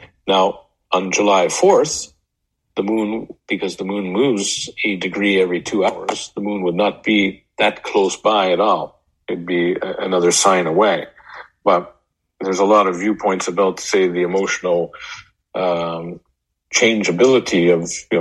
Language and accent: English; Canada; moved away as an adult; also born or lived in Denver; I come from Canada. I'm not in Canada right now.